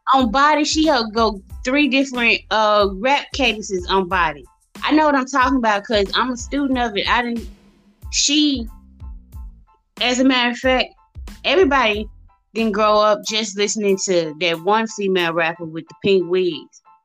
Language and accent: English; Mississippi, United States; accent: southern; folks don't be thinking I'm from Mississippi